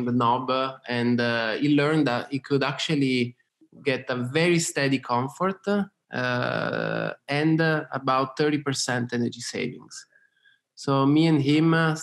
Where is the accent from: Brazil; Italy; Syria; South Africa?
Italy; Turin, Piedmont; moved away as an adult; also born or lived in London / Austin, Texas; I was born in Torino, which is Northeast Italy.